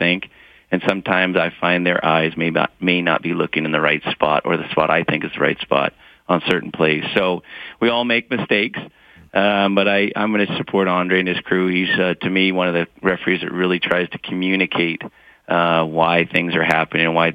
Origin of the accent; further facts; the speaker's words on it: Montana, United States; I grew up in Montana.